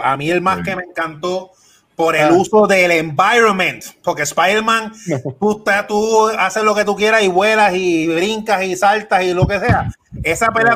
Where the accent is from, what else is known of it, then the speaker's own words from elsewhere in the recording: Puerto Rico; nosotros somos boricuas